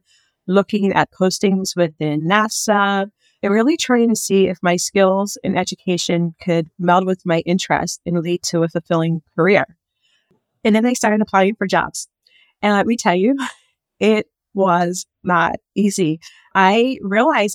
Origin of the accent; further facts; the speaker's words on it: Philadelphia, Pennsylvania, United States; I practiced at a major law firm in my hometown of Philadelphia for 4 years.